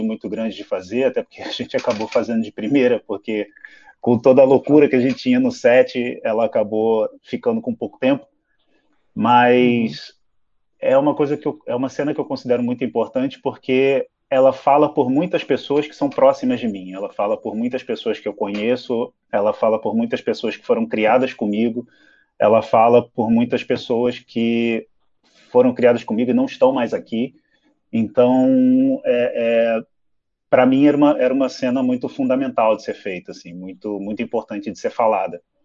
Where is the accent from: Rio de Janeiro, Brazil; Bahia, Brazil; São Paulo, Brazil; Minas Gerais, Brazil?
Rio de Janeiro, Brazil; fui criado no Meia, no Rio de Janeiro